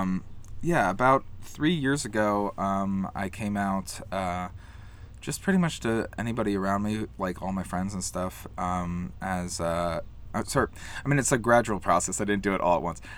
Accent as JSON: {"language": "English", "town": "Columbus", "region": "Ohio", "country": "United States", "moved": "as an adult", "lives_now": "New York, United States", "said": "I'm from Columbus, Ohio"}